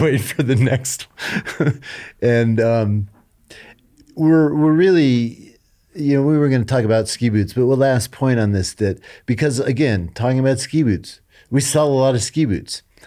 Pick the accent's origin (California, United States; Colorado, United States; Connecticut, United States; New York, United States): Colorado, United States; moved away as an adult; I wanted to move back home. to be with my parents as they grew older and raised my family here. I'm from Colorado.